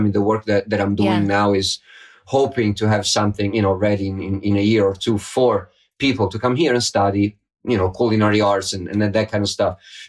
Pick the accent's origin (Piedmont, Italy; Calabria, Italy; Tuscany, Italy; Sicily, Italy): Tuscany, Italy; Florence; moved away as an adult; also born or lived in United States; now in Florence, Italy; I was raised in Florence and Paris felt so far. Berlin felt so far. Then I spent 20 years in the U.S.